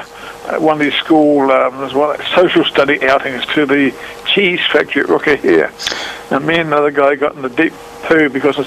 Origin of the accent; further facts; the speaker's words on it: Auckland, New Zealand; I was born in Auckland at the end of World War II and about 100 yards away from where Motet now is.